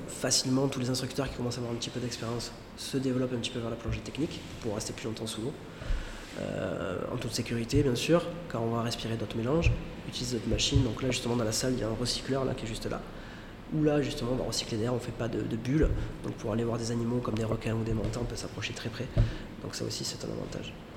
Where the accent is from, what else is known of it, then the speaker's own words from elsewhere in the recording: Marseille, Provence-Alpes-Côte d'Azur, France; moved away as an adult; also born or lived in Thailand; now in Nusa Lembongan, Indonesia; Je viens de Marseille, euh, exactement à côté de Marseille, exactement à Caro.